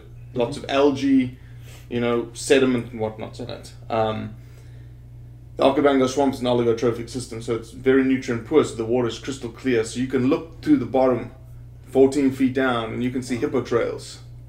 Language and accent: English; Johannesburg, Gauteng, South Africa; now in United States; I was raised in South Africa. In a town called Johannesburg, 8.5 million people. No opportunities to hunt, no public land, no public licenses.